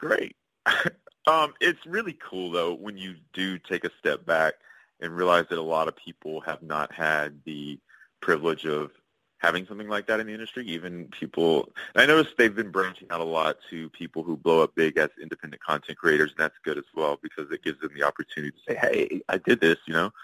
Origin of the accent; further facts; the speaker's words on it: Shreveport, Louisiana, United States; moved away; also born or lived in Los Angeles; I moved back to Shreveport, Louisiana, which was my hometown. It's where I was born.